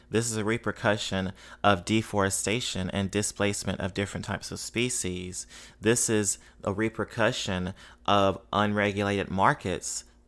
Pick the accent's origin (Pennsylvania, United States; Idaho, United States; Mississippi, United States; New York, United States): Mississippi, United States; now in New Orleans, United States; I grew up in Mississippi